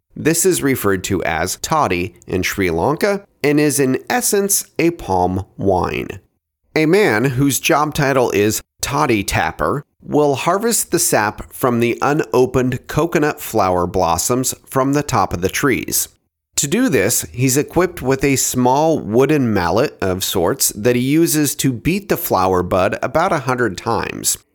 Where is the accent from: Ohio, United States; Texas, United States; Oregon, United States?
Oregon, United States; my home state of Oregon